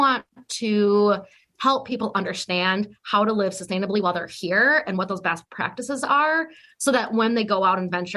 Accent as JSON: {"language": "English", "area": "outside Minneapolis", "region": "Minnesota", "country": "United States", "tie": "born or raised there", "said": "I grew up outside of Minneapolis, Minnesota"}